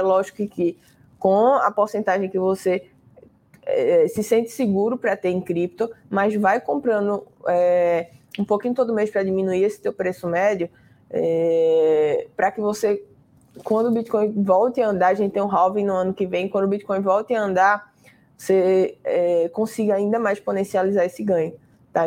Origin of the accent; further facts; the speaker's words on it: Recife, Pernambuco, Brazil; eu sou de Recife